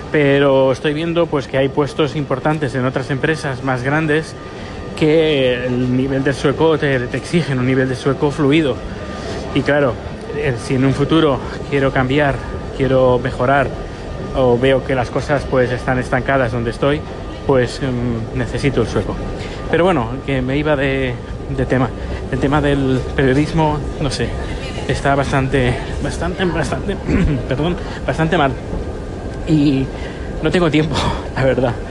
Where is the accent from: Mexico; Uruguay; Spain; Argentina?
Spain; now in Sweden; yo desde que desde que salí de Cuba, digo de España, y llegué aquí a Suecia